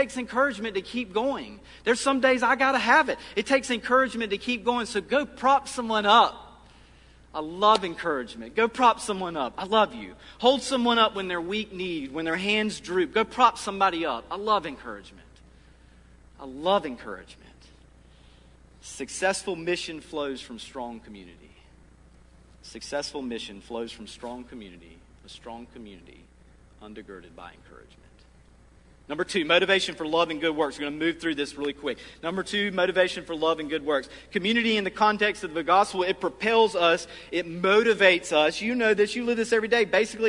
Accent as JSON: {"language": "English", "area": "Lee County", "region": "South Carolina", "country": "United States", "tie": "born or raised there", "moved": "yes", "said": "where I grew up in Lee County, South Carolina"}